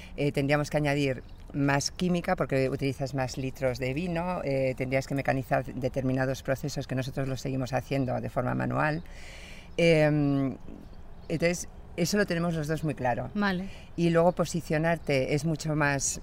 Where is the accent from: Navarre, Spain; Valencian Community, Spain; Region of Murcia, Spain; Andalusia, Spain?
Navarre, Spain; Pamplona; mi origen es navarro, soy de Pamplona